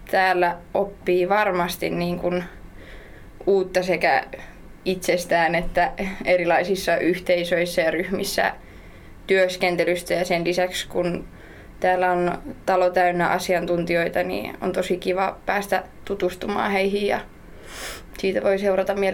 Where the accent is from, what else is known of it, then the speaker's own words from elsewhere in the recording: Tammela, Kanta-Häme, Finland; Mä oon tosiaan kotoisin sieltä Tammelasta ja opiskelen täällä Viikissä ravitsemusta